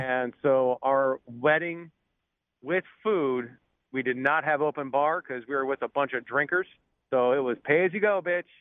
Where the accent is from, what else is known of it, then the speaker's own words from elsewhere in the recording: Scotland, United Kingdom; I'm Scottish